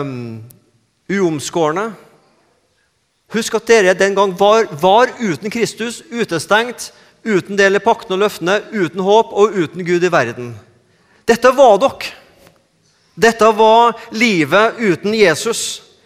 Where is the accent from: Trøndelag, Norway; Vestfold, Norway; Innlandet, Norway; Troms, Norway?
Trøndelag, Norway; accent: Trøndersk; moved away as an adult; now in Sandnes, Norway